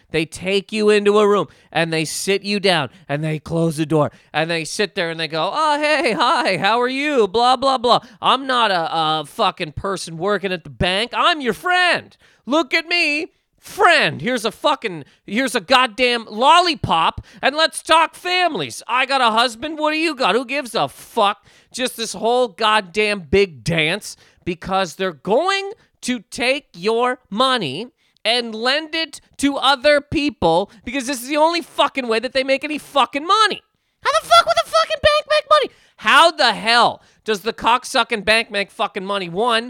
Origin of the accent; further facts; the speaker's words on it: Canada; now in United States; Okay, so basically, okay, so I'm Canadian, right? I live in America. Great. So because of that, I have a bank account in America. I got a bank account in Canada.